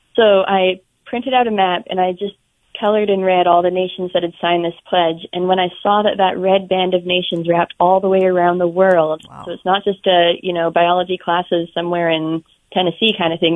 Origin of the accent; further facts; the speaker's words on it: Alberta, Canada; in Alberta where I grew up. I'm Canadian.